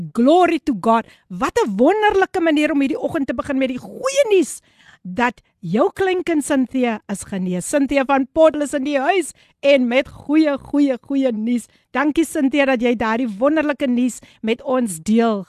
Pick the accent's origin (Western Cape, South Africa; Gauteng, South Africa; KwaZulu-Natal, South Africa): Western Cape, South Africa; Eerste River; ek is mos van Easter River